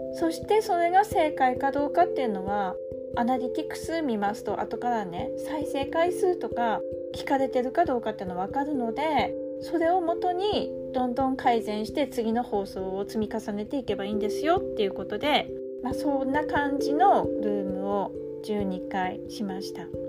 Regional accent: Tsugaru, Aomori, Japan; accent: Tsugaru dialect; こっから津軽弁でいきます

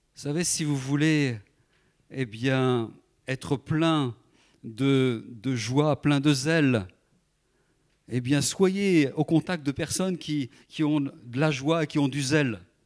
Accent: France; je suis français comme les autres

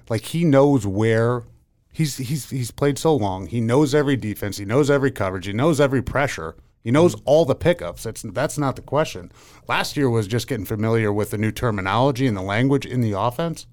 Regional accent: Pennsylvania, United States; I grew up in Pennsylvania

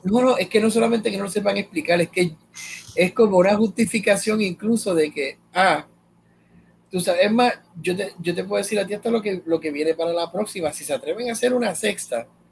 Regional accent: Puerto Rico; como puertorriqueño

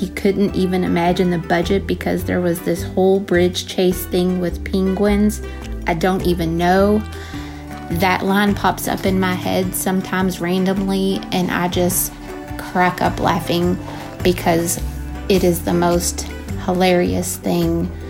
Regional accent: Louisville, Kentucky, United States; I'm from Louisville, Kentucky.

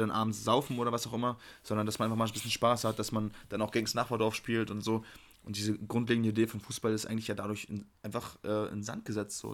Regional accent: Hamburg, Germany; moved away; ich komme ja aus Hamburg

